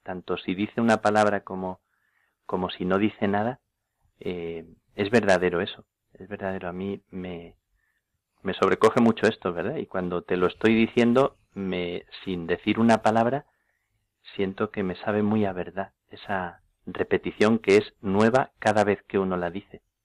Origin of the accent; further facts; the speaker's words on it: Plasencia, Extremadura, Spain; en Plasencia a las carmelitas en, mi tierra.